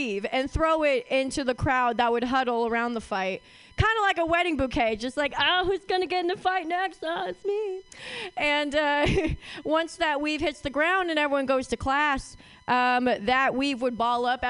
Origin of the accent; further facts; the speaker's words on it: Oakland, California, United States; I am from Oakland, and I went to Skyline.